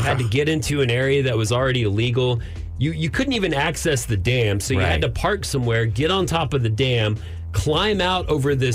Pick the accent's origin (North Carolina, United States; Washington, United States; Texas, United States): Texas, United States; Texas Panhandle, United States; now in Austin, United States; I grew up in the Panhandle.